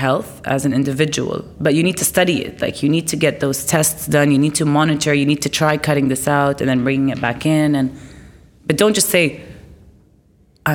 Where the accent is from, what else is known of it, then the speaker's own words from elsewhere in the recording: Lebanon; moved away as an adult; also born or lived in Abu Dhabi / Dubai; I grew up in Lebanon